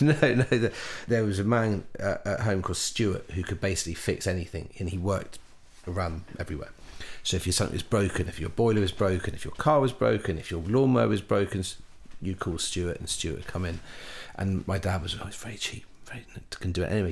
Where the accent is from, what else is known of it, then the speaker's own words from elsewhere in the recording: Chippenham, South West England, United Kingdom; I grew up in Wiltshire Chippenham just outside Chippenham